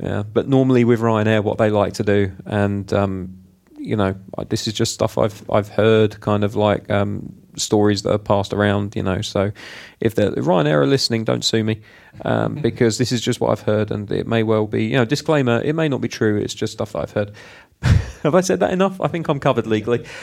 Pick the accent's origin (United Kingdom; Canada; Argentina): United Kingdom; I'm British